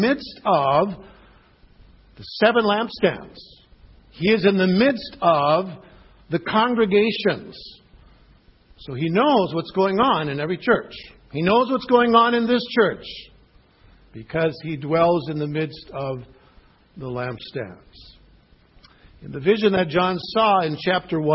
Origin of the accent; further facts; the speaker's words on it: Michigan, United States; I was born in Michigan